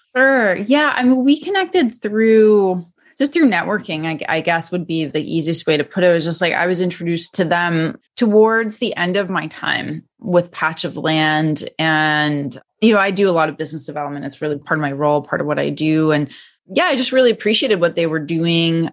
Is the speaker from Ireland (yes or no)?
no; Canada; now in United States; I was born and raised in Canada